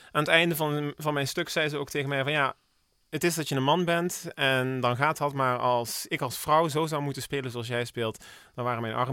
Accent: Heerlen, Limburg, Netherlands; born there; Geboren in Heerlen.

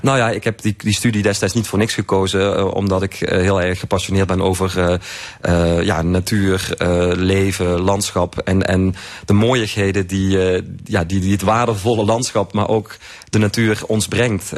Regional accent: Limburg, Netherlands; ik als Limburger

